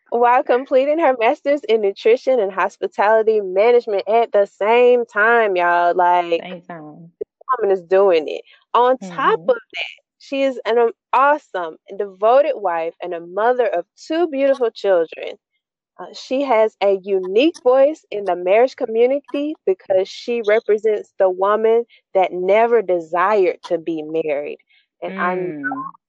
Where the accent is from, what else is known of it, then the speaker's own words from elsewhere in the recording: Fairfield, Alabama, United States; also born or lived in Birmingham, United States; Listen, we're from Birmingham, Alabama. {S0} I mean, I'm from {S1} Fairfield technically, but you know what I'm saying? It's all in the same area.